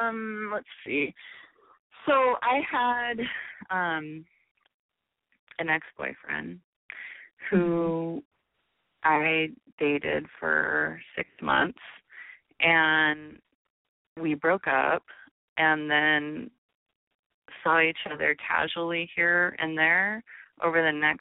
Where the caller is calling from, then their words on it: Stockton, California, United States; I live in Stockton.